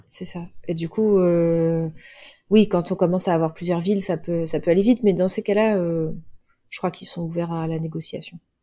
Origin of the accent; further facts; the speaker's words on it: Cholet, Pays de la Loire, France; Moi, j'ai grandi à Cholet